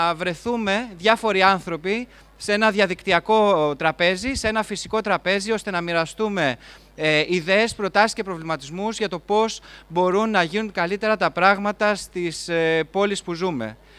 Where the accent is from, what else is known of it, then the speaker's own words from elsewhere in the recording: Greece; ως Έλληνες